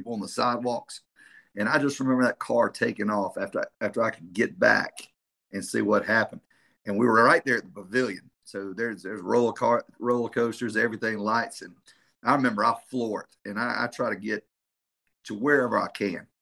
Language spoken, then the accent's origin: English; South Carolina, United States; I'm from South Carolina, I'm Myrtle Beach